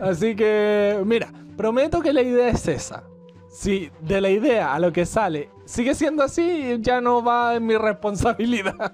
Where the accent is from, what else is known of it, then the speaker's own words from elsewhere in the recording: Chile; somos chilenos, aunque no se haya notado, pero somos chilenos.